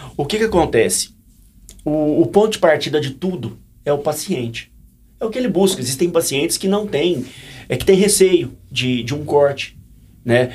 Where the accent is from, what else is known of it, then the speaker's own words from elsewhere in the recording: Goiás, Brazil; Sou de Goiás